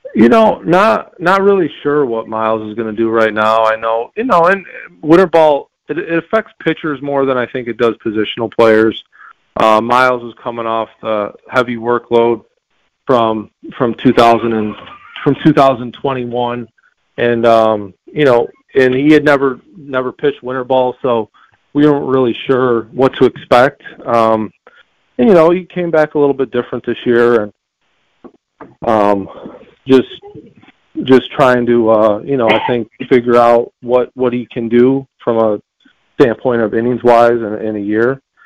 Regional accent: near Buffalo, New York, United States; Well, Buffalo's a little north of me, but but yeah, they're they're they're my hometown team

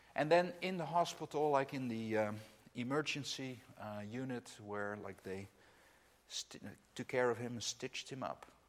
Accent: Netherlands; English is a second language; I'm from the Netherlands, as is Anne Marie. That's where we live

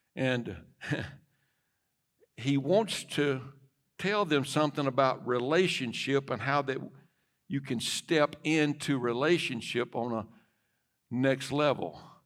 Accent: United States; as an American

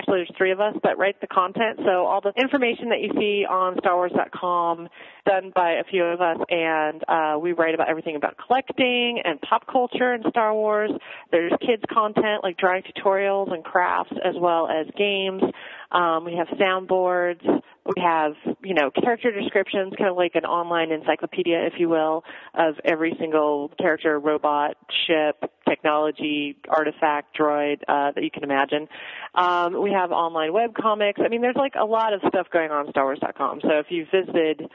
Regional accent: Midwest, United States; I grew up in the Midwest

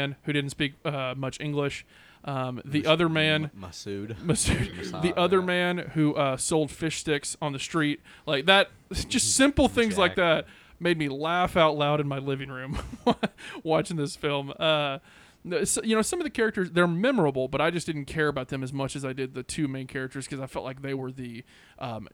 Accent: United States; We are dumb Americans

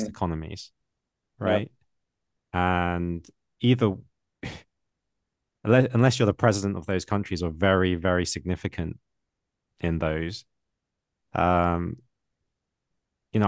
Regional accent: England, United Kingdom; now in China; I was born in England

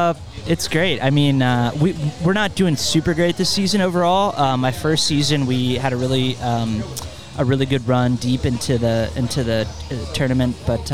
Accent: Ohio, United States; also born or lived in Indiana; now in Indianapolis, United States; I grew up in Ohio and was briefly a Cincinnati Bengals fan. But ever since I came to Indiana

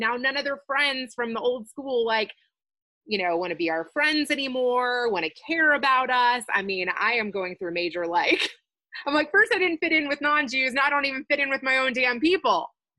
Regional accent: Kentucky, United States; now in Chicago, United States; I grew up a Jew in Kentucky and didn't feel like I fit in with white or black people there until I went to a youth performing arts school.

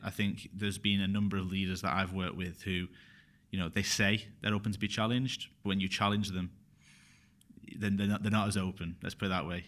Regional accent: Bury, North West England, United Kingdom; also born or lived in Glasgow; I'm from Berry, in Manchester

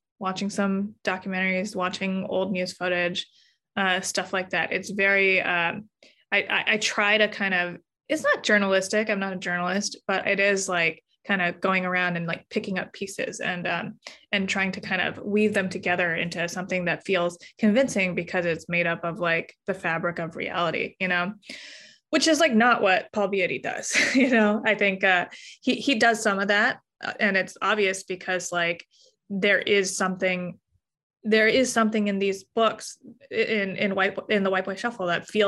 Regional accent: Los Angeles, California, United States; I'm Korean American

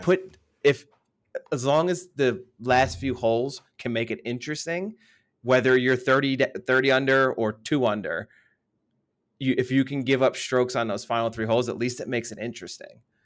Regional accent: United States; moved away; being the American there

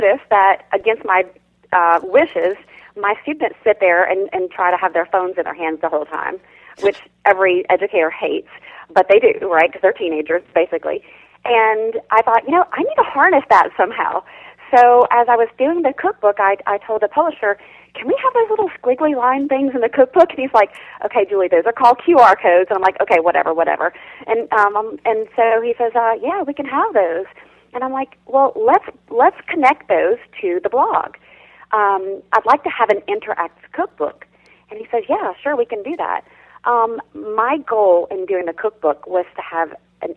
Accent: South Louisiana, United States; I grew up in South Louisiana

